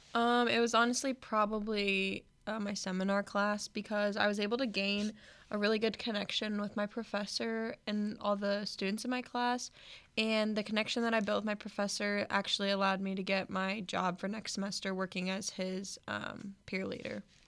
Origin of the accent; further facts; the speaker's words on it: Omaha, Nebraska, United States; I am from Omaha, Nebraska